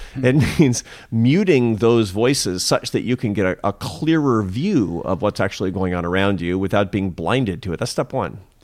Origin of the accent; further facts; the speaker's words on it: Seattle, Washington, United States; I'm from Seattle and my mother was an artist